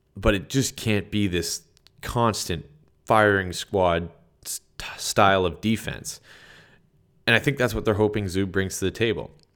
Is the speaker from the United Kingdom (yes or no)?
no; Sudbury, Ontario, Canada; moved away; I'm from Sudbury. My entire family lives there